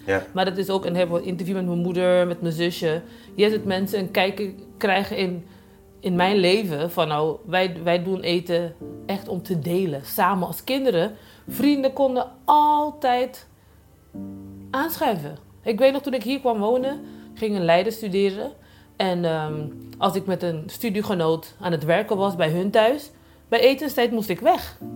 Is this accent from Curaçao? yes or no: yes; Curaçao; now in Rotterdam, Netherlands; ik kom van Antillen, van eh, Curaçao en op zijn de stages eh, opgegroeid